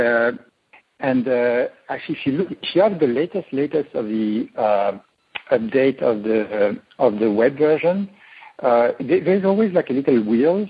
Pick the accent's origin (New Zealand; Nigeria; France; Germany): France; moved away as an adult; now in Silicon Valley, United States; I was born in France